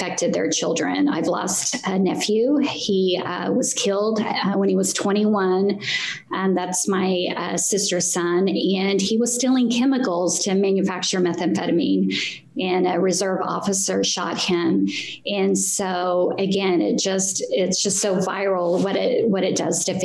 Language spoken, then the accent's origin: English; Tulsa, Oklahoma, United States; I was born in Tulsa, Oklahoma on the west side and come from a large family, 8 of us